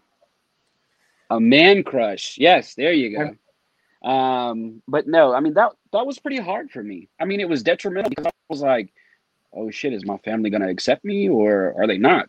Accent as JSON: {"language": "English", "region": "the South", "country": "United States", "tie": "born or raised there", "said": "growing up in the South"}